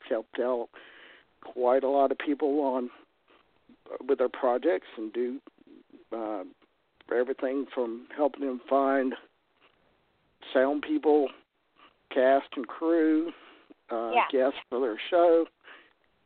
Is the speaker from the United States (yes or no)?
yes; Triad area of North Carolina, United States; accent: Southern; moved away as an adult; now in Galax, United States; originally I'm from the Triad area of North Carolina.